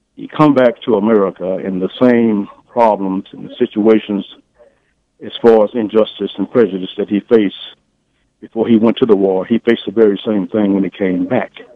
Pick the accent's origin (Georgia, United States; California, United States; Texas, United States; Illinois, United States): Illinois, United States; Champaign; I live in Champaign. I was raised here in Champaign